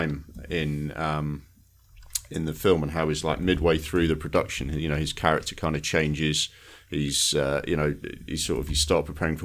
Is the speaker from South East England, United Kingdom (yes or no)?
no; Sunderland, North East England, United Kingdom; I'm from Sunderland